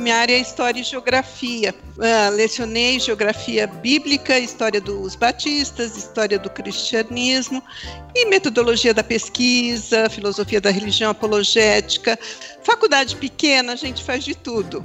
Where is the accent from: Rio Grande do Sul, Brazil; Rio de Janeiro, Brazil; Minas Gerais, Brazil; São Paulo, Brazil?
São Paulo, Brazil; moved away as an adult; also born or lived in Belo Jardim, Pernambuco; now in Campinas, Brazil; cresci em São Paulo, trabalhei, estudei, casei, tive os dois filhos mais velhos.